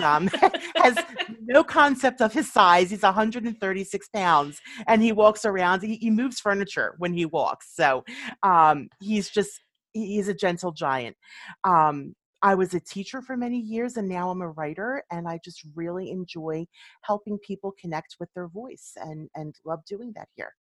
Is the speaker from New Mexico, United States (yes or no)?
no; Philadelphia, Pennsylvania, United States; moved away as an adult; now in Quakertown, United States; I grew up in Philadelphia